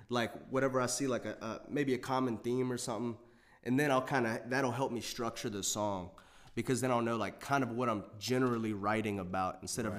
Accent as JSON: {"language": "English", "town": "Waynesboro", "region": "Virginia", "country": "United States", "moved": "yes", "lives_now": "Harrisonburg, United States", "said": "I'm from a city. It's called Waynesboro, Virginia."}